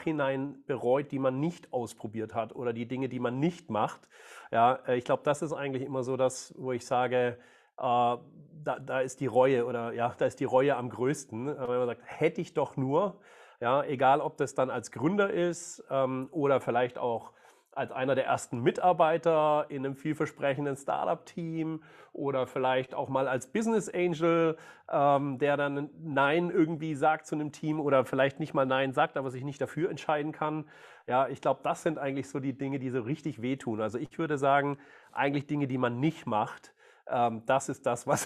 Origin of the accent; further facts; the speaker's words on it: Baden-Württemberg, Germany; ich bin, ja, ich bin Schwabe, bin geboren, äh, aufgewachsen, großer VfB-Fan